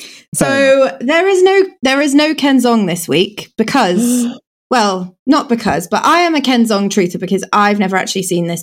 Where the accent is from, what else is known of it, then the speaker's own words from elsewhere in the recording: Stoke-on-Trent, West Midlands, United Kingdom; accent: Stoke; Can I say it in my actual Stoke accent?